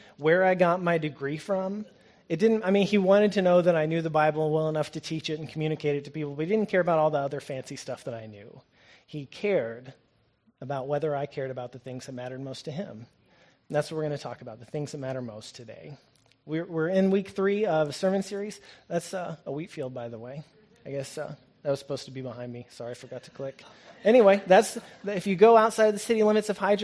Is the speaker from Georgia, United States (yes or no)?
no; Norman, Oklahoma, United States; moved away; growing up in Norman, rain meant we could turn off the sprinklers